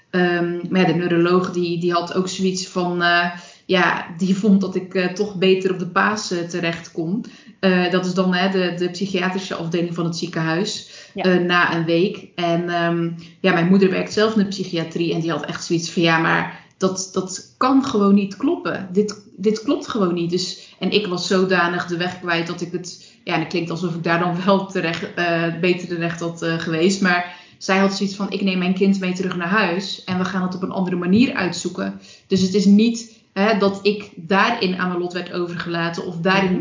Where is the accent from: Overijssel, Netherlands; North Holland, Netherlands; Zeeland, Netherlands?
Zeeland, Netherlands; Zeelandic Flanders, Netherlands; moved away as an adult; also born or lived in Breda; ik kom uit Zeeuws-Vlaanderen. Ik heb me daar nooit echt thuis gevoeld